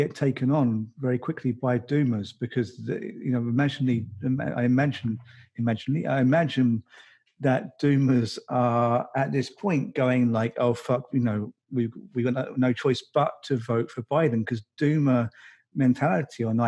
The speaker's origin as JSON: {"language": "English", "country": "United Kingdom", "moved": "yes", "lives_now": "Finland", "said": "I'm not even in the UK, although I'm British"}